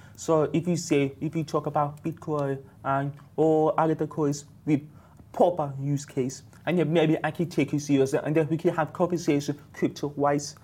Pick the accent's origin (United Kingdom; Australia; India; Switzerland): United Kingdom; moved away as an adult; now in Dubai, United Arab Emirates; I was based in UK. I'm from UK. So basically, I moved to Dubai one year